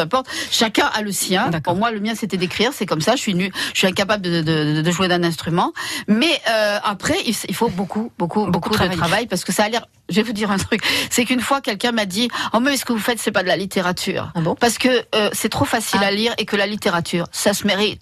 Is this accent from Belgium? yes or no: no; the South, south of France, France; je suis du sud.